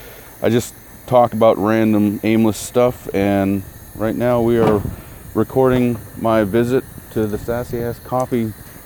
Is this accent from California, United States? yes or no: no; Texas, United States; now in Charleston, United States; originally from Texas, moved here from, you know, with the military.